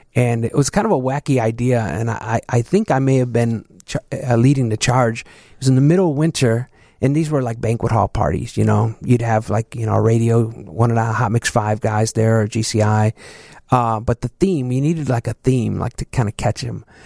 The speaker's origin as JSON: {"language": "English", "town": "Chicago", "region": "Illinois", "country": "United States", "tie": "born or raised there", "also_born_or_lived": "Southwest side, Chicago", "said": "I'm originally from the southeast side, uh, South Chicago."}